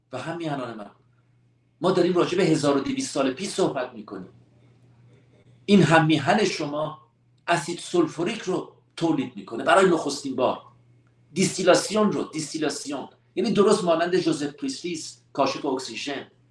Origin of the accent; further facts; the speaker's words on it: Iran; همه ما ایرانی هستیم